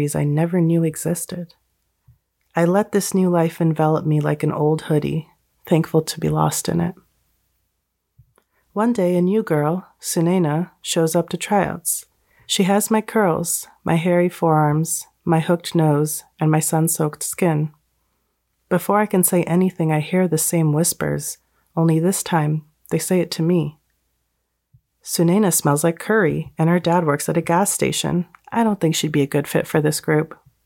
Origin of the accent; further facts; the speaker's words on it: United States; I was born in America. I lived my whole life in America